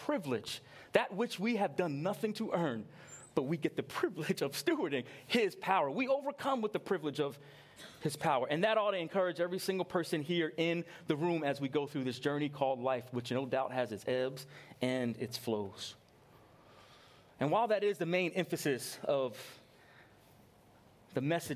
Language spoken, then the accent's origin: English; New York, United States; I grew up in New York